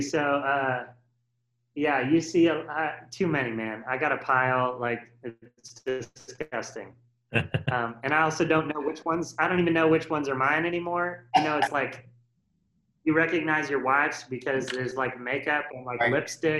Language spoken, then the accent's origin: English; Nevada, United States; Well, I mean, I came from Nevada where, you know, we didn't have enough people in one church to put together a full worship team.